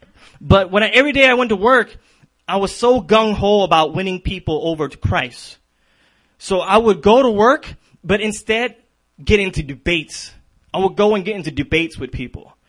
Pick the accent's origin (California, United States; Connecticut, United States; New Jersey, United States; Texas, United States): California, United States; San Diego; now in Minneapolis, United States; I'm originally from San Diego